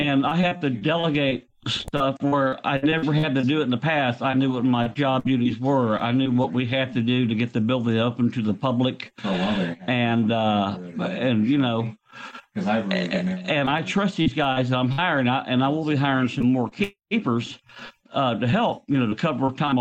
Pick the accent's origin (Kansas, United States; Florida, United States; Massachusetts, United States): Florida, United States; Tampa; moved away; I grew up in Tampa